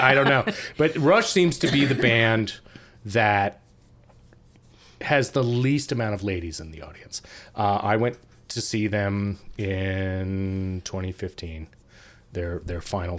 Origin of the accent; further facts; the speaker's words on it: New York City, New York, United States; I've had lots of experience with that growing up in Brooklyn.